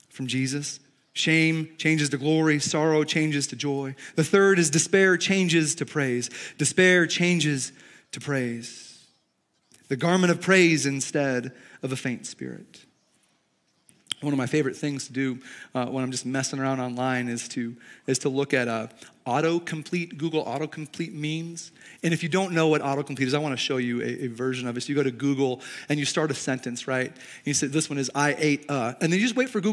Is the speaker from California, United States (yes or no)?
no; Chicago, Illinois, United States; now in Montana, United States; I grew up in Chicago, but my family's from the South